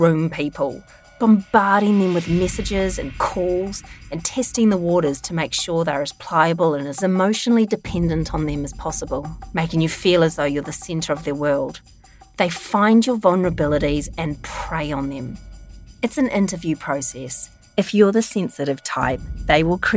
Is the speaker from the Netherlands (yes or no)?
no; New Zealand; I am a really proud Kiwi